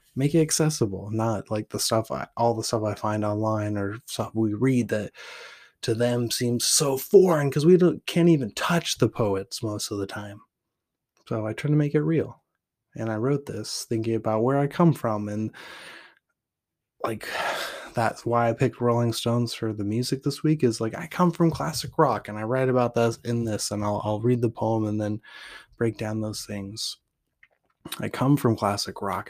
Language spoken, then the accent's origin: English; Portland, Oregon, United States; also born or lived in Weed, California; I'm from Portland, Oregon, where graffiti is the poetry of the city and food carts are the treasure map to my soul